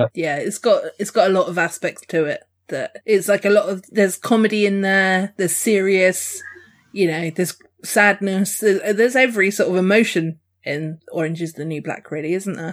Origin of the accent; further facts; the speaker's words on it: Dorset, South West England, United Kingdom; I'm Dorset